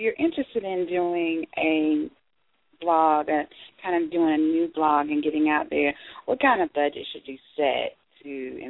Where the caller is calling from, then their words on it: Greensboro, North Carolina, United States; I'm calling from Greensboro.